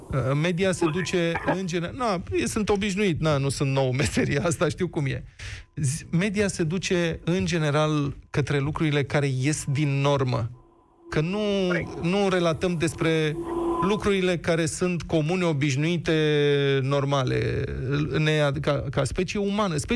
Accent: Bucharest, Romania

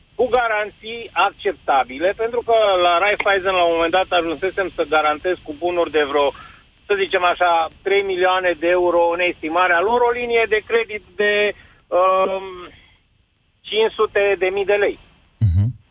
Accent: Romania; ne privesc că suntem români și venim dintr-o economie care șchiopătă

